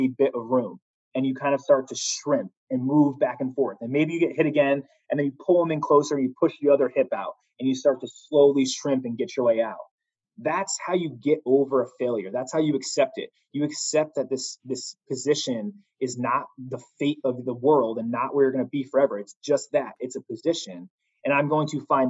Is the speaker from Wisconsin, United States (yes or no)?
no; Connecticut, United States; moved away; I'm from Connecticut originally